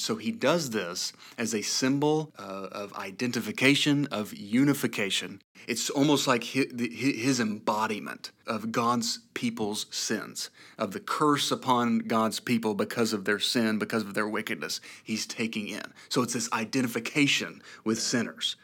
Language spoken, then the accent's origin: English; East Tennessee, United States; I'm from East Tennessee. I'm a native son of East Tennessee